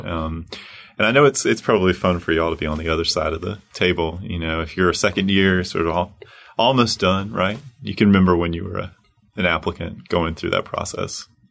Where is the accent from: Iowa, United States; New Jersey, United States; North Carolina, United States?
North Carolina, United States; Charlotte; moved away; My hometown, Queen City